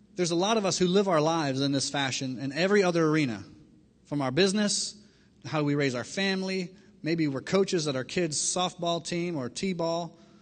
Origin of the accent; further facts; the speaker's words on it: Miami, Florida, United States; I grew up in Miami, Florida